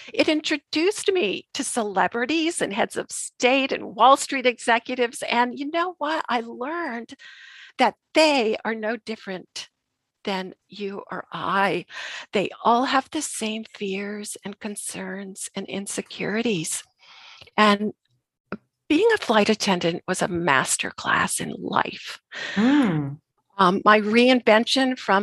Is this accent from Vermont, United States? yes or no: yes; Vermont, United States; also born or lived in Boston; I grew up in Vermont